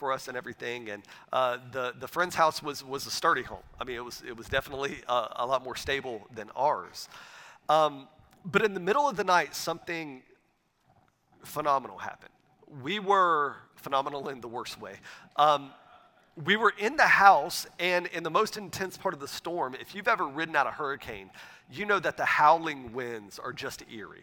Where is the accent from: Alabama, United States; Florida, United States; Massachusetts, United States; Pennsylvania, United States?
Florida, United States; a town outside Pensacola; moved away; my wife and I, we grew up in Northwest Florida. We grew up in a town outside of the city of Pensacola, Florida.